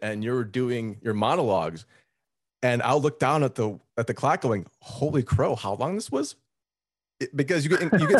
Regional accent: Las Vegas, Nevada, United States; moved away; also born or lived in Montreal; I am from Las Vegas and I somehow moved to Montreal.

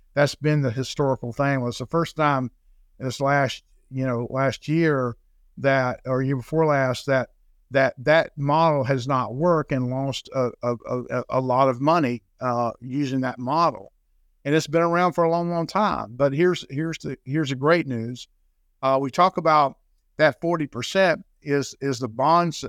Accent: Jacksonville, Florida, United States; I'm born and raised in Florida, uh, born and raised in Jacksonville, Florida

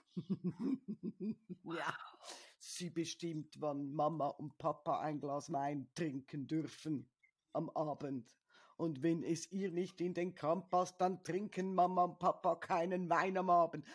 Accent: Switzerland; bei uns in der Schweiz

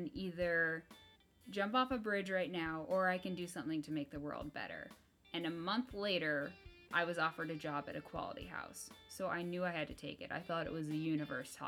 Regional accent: Topeka, Kansas, United States; we are both from Topeka, Kansas

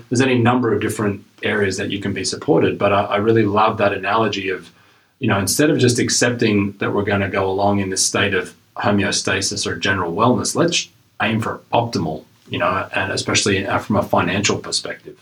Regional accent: Australia; moved away as an adult; now in Canada; I uh, originally am from Australia, moved to Canada um, almost 20 years ago now

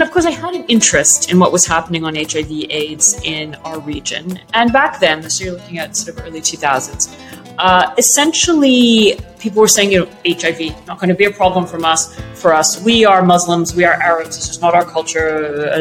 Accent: Canada; also born or lived in Egypt; So I was brought up in Canada, as you said, from Egypt, with an Egyptian father and a Welsh mother

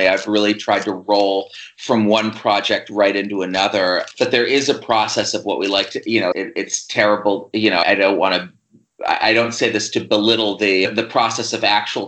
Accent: Fort Bragg, California, United States; also born or lived in Columbus, Ohio / East Bay, California; I grew up first in the East Bay and a little suburb there, and then in a logging town called Fort Bragg up in Mendocino County in the Redwood Forest.

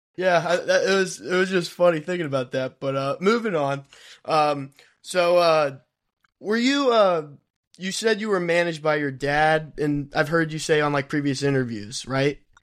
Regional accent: Kentucky, United States; We're from Kentucky

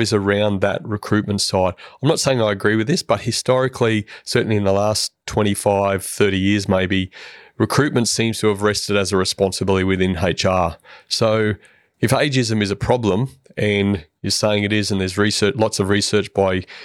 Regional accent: Queensland, Australia; moved away; Queensland, my home state

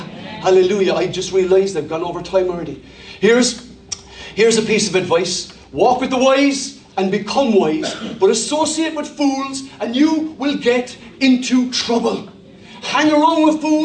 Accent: Cork, Munster, Ireland; also born or lived in United States; Ballyfihan is a working class suburb on the south side of Cork. I'm from Ballyfihan myself.

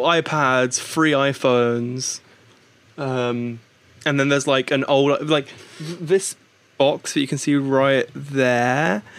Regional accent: United Kingdom; moved over to the UK roughly twenty years ago, which is where I was born and raised

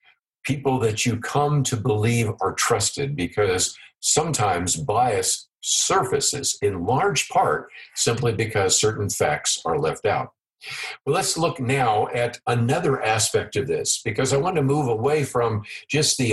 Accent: San Francisco Bay Area, California, United States; the congressional district that I grew up around in the San Francisco Bay Area in California

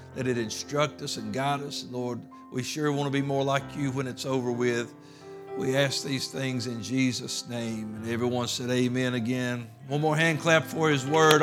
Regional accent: United States; as Americans

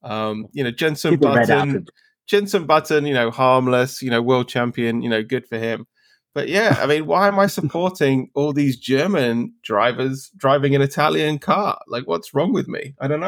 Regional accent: United Kingdom; like, as a British person, like, you know, I bleed red, white, and blue, you know, in the Union Jack formation.

